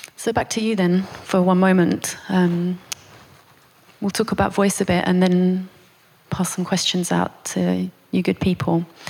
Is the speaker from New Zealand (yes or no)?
no; United Kingdom; as a British person